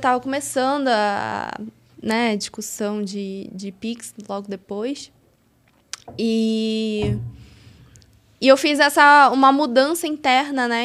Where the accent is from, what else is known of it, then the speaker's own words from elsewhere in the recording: Rio de Janeiro, Brazil; moved away as an adult; now in São Paulo, Brazil; eu sou natural do Rio de Janeiro